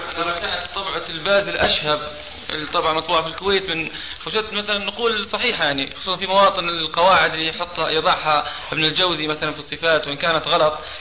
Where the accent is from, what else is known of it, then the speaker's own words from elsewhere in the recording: Libya; moved away; انا طالب ليبي هنا في الشريعه